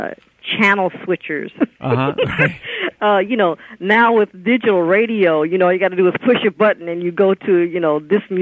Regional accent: West Coast, United States; also born or lived in Chicago, Illinois; And then my family moved out here when I was in grade school.

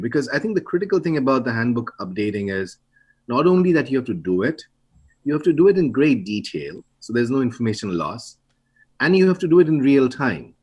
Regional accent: India; now in United States; I'm from India, you know, I would, I have, I've uh, really old parents there.

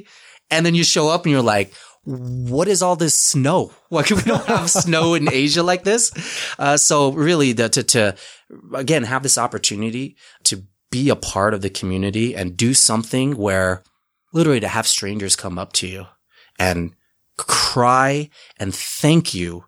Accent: Utah, United States; I'm a Utah guy, born and raised. I was born in Utah in 1980. My family's refugees from Cambodia.

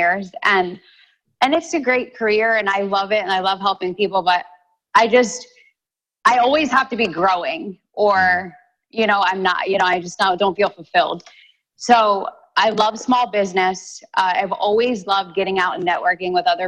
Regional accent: Delaware, United States; moved away; where I'm from Delaware, just over the line.

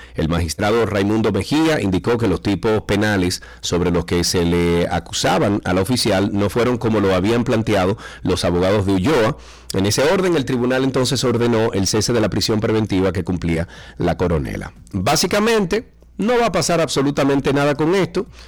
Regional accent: Dominican Republic; somos nosotros los dominicanos

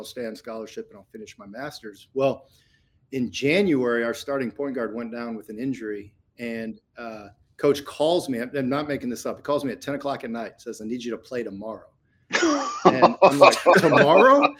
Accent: Indiana, United States; I grew up in Indiana, I'm through and through.

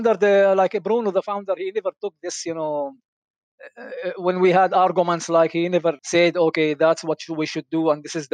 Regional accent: Nazareth, Northern District, Israel; moved away as an adult; also born or lived in Neve Shalom/Wahat al-Salam; now in Neve Shalom, Israel; I enjoyed coming back to Nazareth, to my hometown

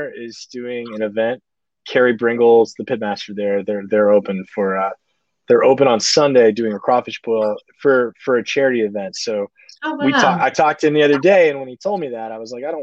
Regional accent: Mobile, Alabama, United States; moved away; also born or lived in New York / Nashville; I grew up in Mobile, and I grew up on this food

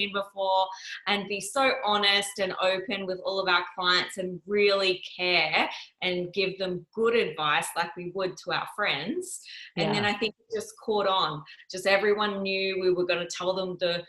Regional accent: Yeppoon, Queensland, Australia; my mom lured me back to my hometown of Yeppoon

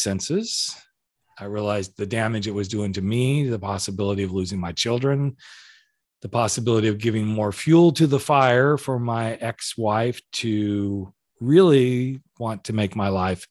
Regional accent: California, United States; we're both from California

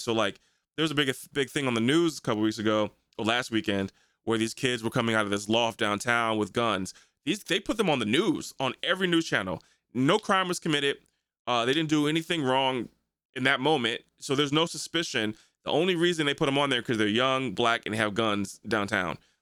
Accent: United States; I'm American, this is what I rock with, this is what I, where I've been born into

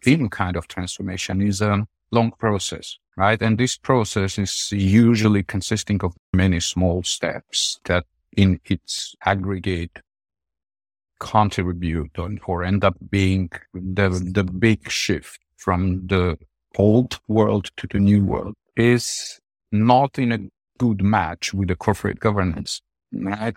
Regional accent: Armenia; moved away; my home country

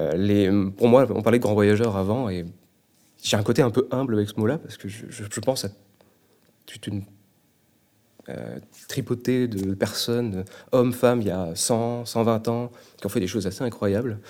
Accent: Brittany, France; moved away as an adult; now in Quebec, Canada; je viens du bord de la mer, je suis breton, euh, je suis né en France

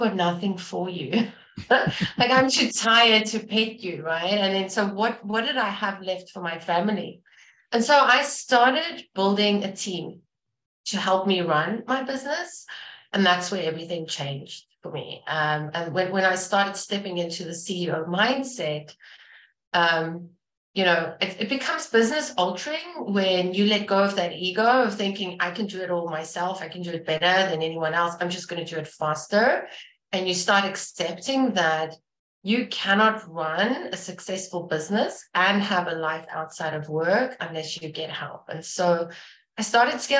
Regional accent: South Africa; moved away; I'm from South Africa originally

